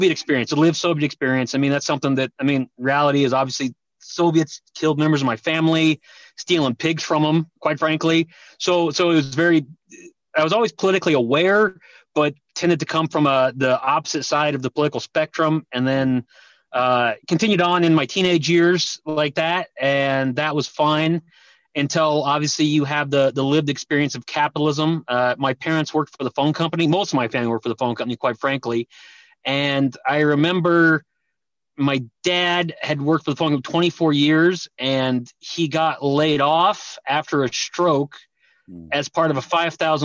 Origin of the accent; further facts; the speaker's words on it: Denver, Colorado, United States; I grew up in Denver, Colorado, came from Eastern European background